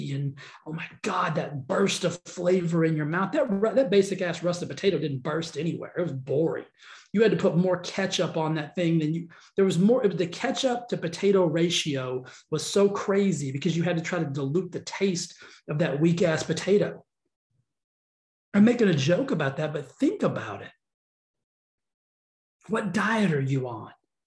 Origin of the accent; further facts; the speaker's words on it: the South, United States; I'm from the South